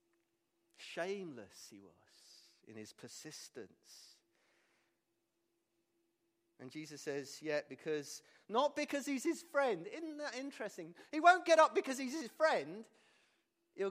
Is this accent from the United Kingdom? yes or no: yes; England, United Kingdom; we're English